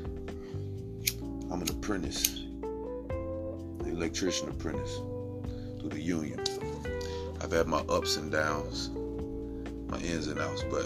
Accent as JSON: {"language": "English", "region": "Midwest", "country": "United States", "tie": "born or raised there", "said": "growing up in the Midwest"}